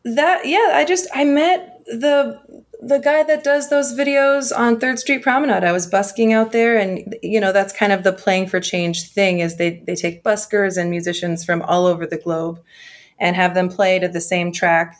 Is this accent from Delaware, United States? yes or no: no; Los Angeles, California, United States; also born or lived in Columbus, Ohio; Los Angeles is my hometown